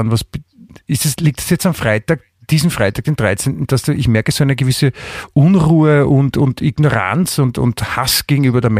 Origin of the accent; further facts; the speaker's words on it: Vienna, Austria; ja, außerdem, wie gesagt, ich bin in Wien aufgewachsen und da ist man dann natürlich auch